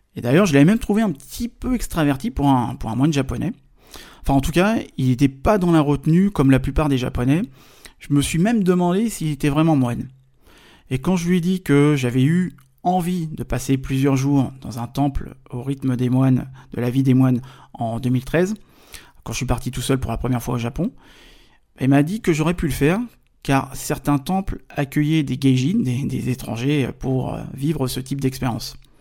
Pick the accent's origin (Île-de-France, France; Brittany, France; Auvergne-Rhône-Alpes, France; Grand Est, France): Île-de-France, France; Paris; je suis français, je viens de Paris.